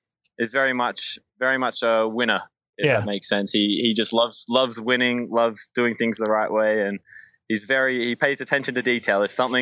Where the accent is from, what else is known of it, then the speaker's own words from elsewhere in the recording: Sydney, New South Wales, Australia; moved away as an adult; now in United States; I'm from Sydney